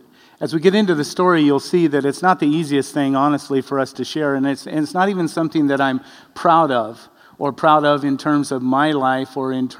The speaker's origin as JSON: {"language": "English", "region": "Arizona", "country": "United States", "tie": "born or raised there", "also_born_or_lived": "Madras, Oregon", "moved": "yes", "said": "I was raised in Arizona"}